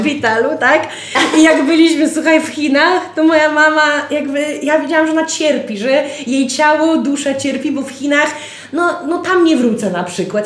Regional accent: Białystok, Podlaskie Voivodeship, Poland; my z Białego Stoku

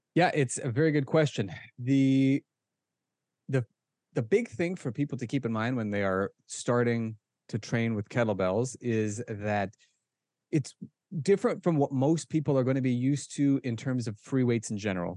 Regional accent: Omaha, Nebraska, United States; moved away as an adult; also born or lived in Israel; now in Pennsylvania, United States; I was born and raised in Omaha, Nebraska

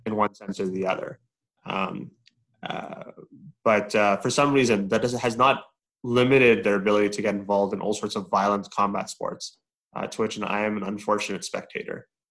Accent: Edmonton, Alberta, Canada; I was born and raised in Edmonton, Alberta.

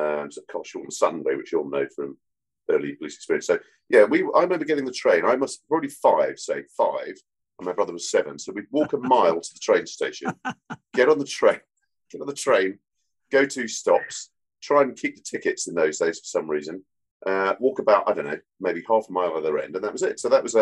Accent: London, United Kingdom; I mean, I'm from London, and I think we were in very much in the minority.

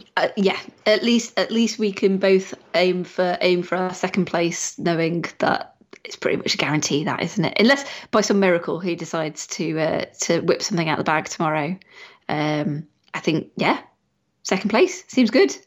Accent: United Kingdom; we are British

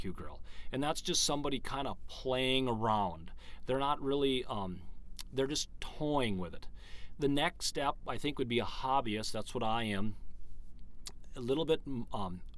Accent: Vergas, Minnesota, United States; We've lived here all our life. Matter of fact, I live on the same farm that my grandfather, Ed, had

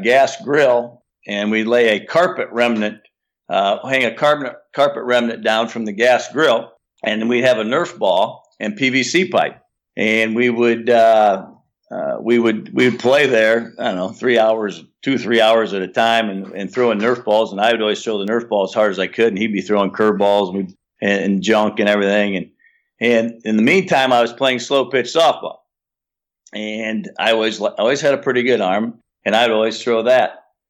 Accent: Defiance, Ohio, United States; But ever we say we're from Defiance, everyone always loves that name. Oh, man, what a great name for a town, Defiance.

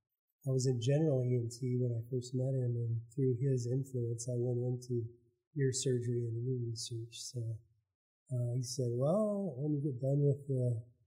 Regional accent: Idaho, United States; moved away as an adult; now in Oklahoma, United States; So I grew up in Idaho and got in the military to pay for medical school.

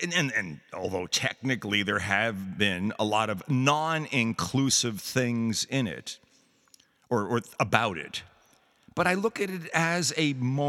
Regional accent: New York City, New York, United States; It was part of the larger thing of being a New Yorker.

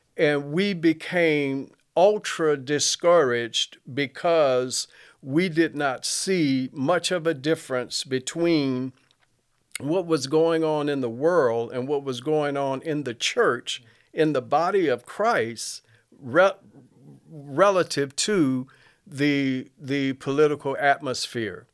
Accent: Mobile, Alabama, United States; I grew up in Mobile

